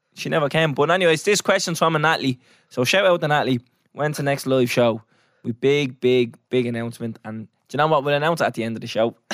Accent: Ireland; We're Irish

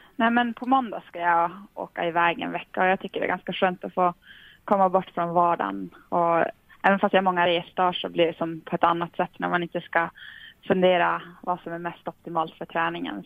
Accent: Tornedalen, Norrbotten County, Sweden; jag kommer från Tornedalen på gränsen mot Finland

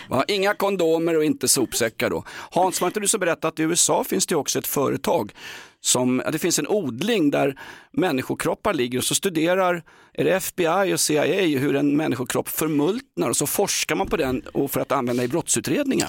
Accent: Stockholm, Stockholm County, Sweden; jag är sörlänning, jag är stockholmare

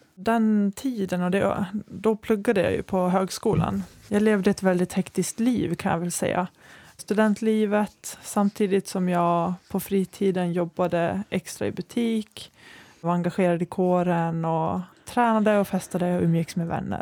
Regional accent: Borlänge, Dalarna County, Sweden; moved away as an adult; also born or lived in Västerås; Jag är från Borlänge, men efter gymnasiet så flyttade jag till Västerås för mm. att studera

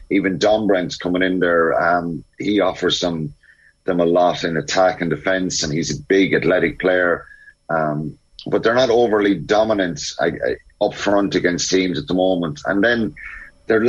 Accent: Ireland

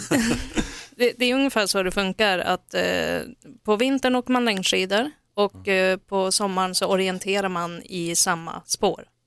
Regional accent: Norrland, Sweden; jag är från Norrland

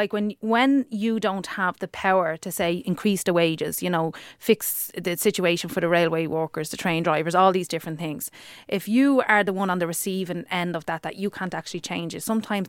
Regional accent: Dublin, Leinster, Ireland; accent: working class

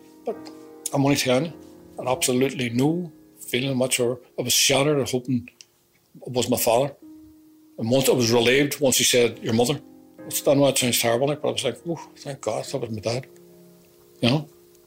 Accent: Northern Ireland, United Kingdom; this is my country. I'm Irish.

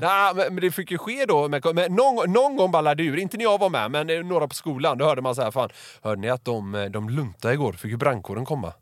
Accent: Gothenburg, Västra Götaland, Sweden; Jag är ju från Göteborg.

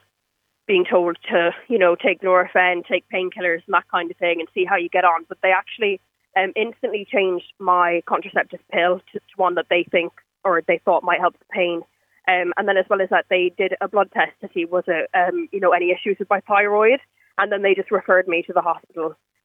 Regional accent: Ireland; now in United Kingdom; I'm Irish, but I'm living in the UK

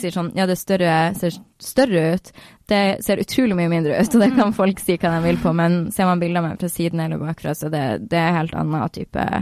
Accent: Northern Norway, Norway; now in Oslo, Norway; Jeg er veldig nordlending, jeg er veldig der jeg er fra.

